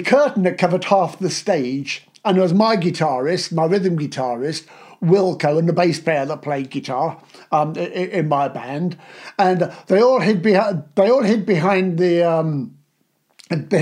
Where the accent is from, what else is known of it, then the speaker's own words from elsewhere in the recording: Aylesbury, South East England, United Kingdom; it's my hometown